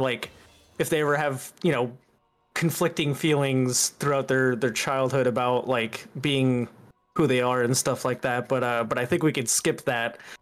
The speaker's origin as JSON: {"language": "English", "region": "the Bible Belt", "country": "United States", "tie": "born or raised there", "said": "I grew up mostly in the Bible Belt."}